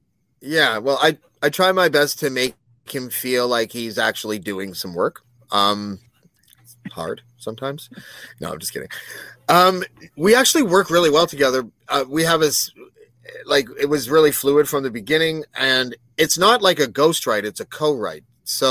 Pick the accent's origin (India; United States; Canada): Canada; Prince George, British Columbia; I'm from Prince George.